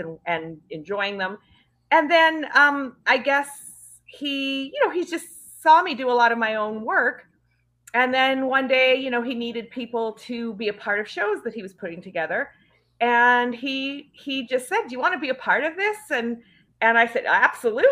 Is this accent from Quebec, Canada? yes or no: no; Northern Saskatchewan, Canada; I'm actually from Canada. I'm from Northern Saskatchewan originally